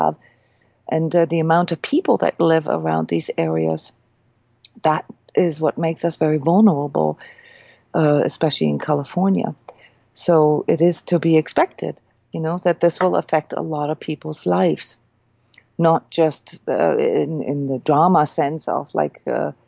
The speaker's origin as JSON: {"language": "English", "country": "Iceland", "tie": "born or raised there", "moved": "yes", "said": "I'm from Iceland. I grew up with earthquakes"}